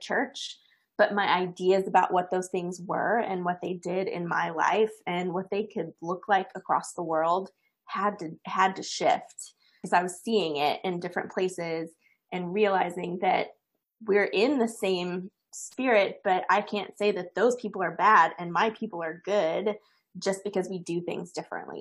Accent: east of Dallas, Texas, United States; I grew up in the Bible Belt of America. I'm from east of Dallas originally

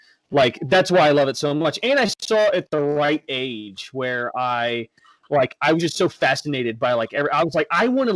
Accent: Texas, United States; I'm from Texas

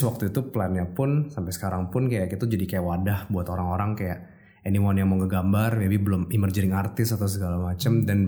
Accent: Jakarta, Indonesia; gue lahir di Jakarta

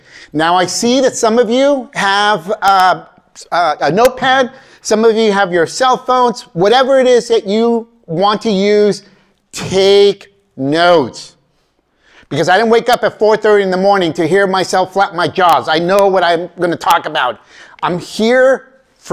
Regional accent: Bay Area, California, United States; English is a second language; I grew up in the Bay Area. I still live there in the Bay Area, you know, Silicon Valley

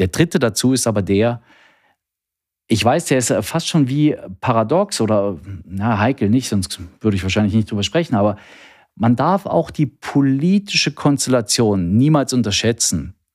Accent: East Germany, Germany; Ich bin ein Kind der DDR. Nein, meine Kollegen können es gar nicht mehr hören, aber ähm, ich bin tatsächlich in der DDR geboren, aufgewachsen

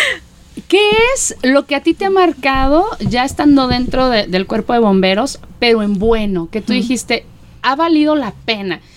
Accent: Mexico; como mexicanos nos caracteriza

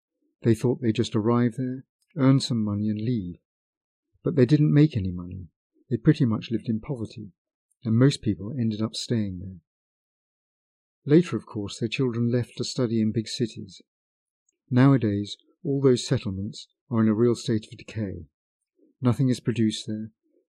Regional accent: Novochonka, Irkutsk Oblast, Russia; I was born in the Irkutsk region in a small village called Novochonka. The area is known best for Lake Baikal, but I didn't live close enough to spend time there as a child.

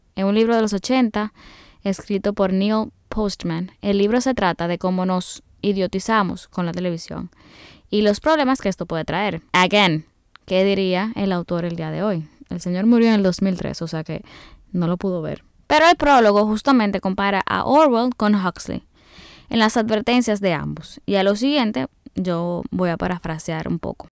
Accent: Dominican Republic; como buena dominicana

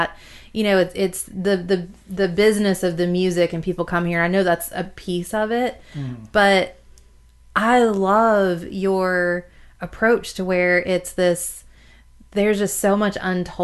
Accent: the South, United States; even though I'm from the South

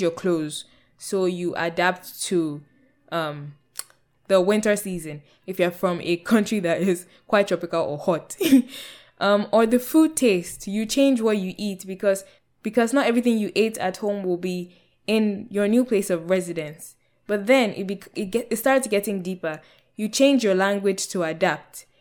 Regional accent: Nigeria; moved away as an adult; also born or lived in United Kingdom / Canada; the rejection of self I experienced as a Nigerian in Nigeria

